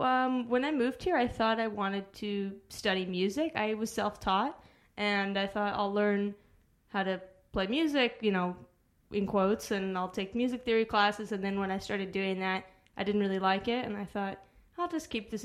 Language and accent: English; Arizona, United States; moved away; also born or lived in Chicago, Illinois; I was born in Chicago. I grew up in Arizona.